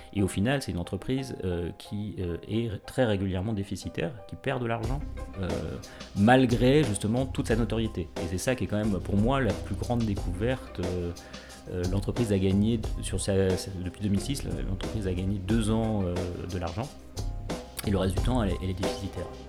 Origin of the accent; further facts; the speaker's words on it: France; on est français